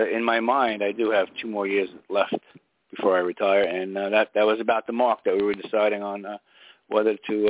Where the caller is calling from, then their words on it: New York, United States; from New York.